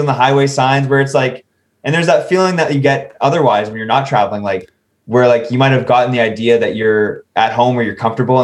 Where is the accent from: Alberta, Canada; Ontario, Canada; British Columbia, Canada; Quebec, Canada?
Ontario, Canada; in Canada and in my province, Ontario